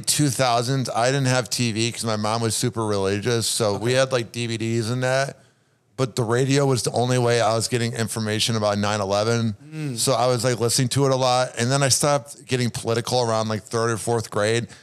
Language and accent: English; Chicago, Illinois, United States; I'm from Chicago. There's nothing else to do but watch sports in the winter